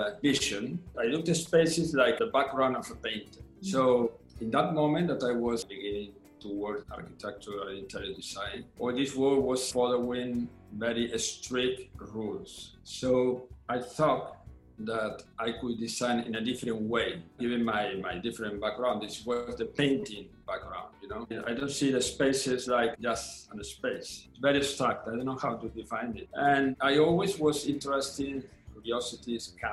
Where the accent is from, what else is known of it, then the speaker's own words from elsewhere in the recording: Bilbao, Basque Country, Spain; English is a second language; also born or lived in Africa / Catalonia; now in Barcelona, Spain; I'm Catalan, but I was born in Africa. But then I grew up in Bilbao.